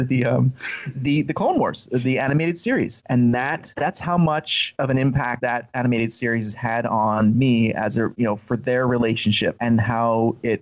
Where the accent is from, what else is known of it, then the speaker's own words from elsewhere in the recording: Canada; I grew up in Canada, so it was a cold tundra with the snow